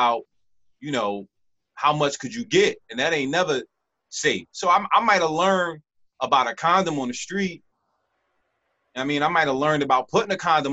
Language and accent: English; Philadelphia, Pennsylvania, United States; I'm from Philadelphia, and I didn't go, I went to middle school in my neighborhood